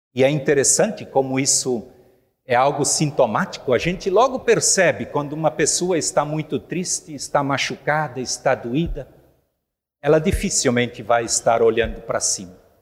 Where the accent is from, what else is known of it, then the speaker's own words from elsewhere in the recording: Rio do Sul, Santa Catarina, Brazil; Eu nasci, criei e me criei em Rio do Sul.